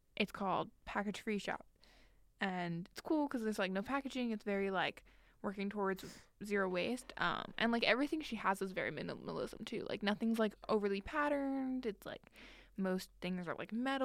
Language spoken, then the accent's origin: English; Long Island, New York, United States; we're from Long Island